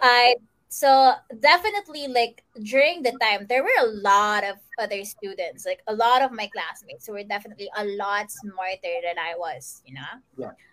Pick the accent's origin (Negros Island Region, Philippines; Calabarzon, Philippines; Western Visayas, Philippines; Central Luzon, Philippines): Central Luzon, Philippines; I'm from Bulacan. I'm from the province. I'm not from Metro Manila.